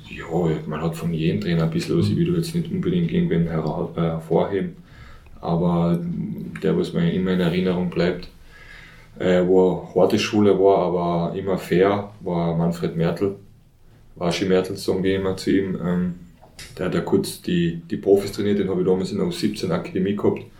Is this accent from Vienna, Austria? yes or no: no; Carinthia, Austria; ich bin in Oberkärnten aufgewachsen